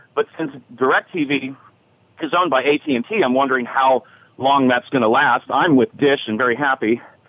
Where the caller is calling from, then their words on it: Seaside, California, United States; I'm in Seaside, California.